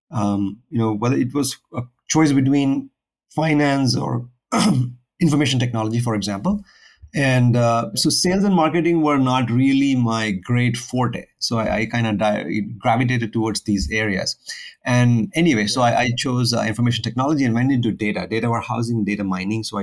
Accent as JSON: {"language": "English", "region": "Kerala", "country": "India", "said": "So I'm originally from India, uh, the south of India, a state called Kerala, which is like at the southernmost west tip of India."}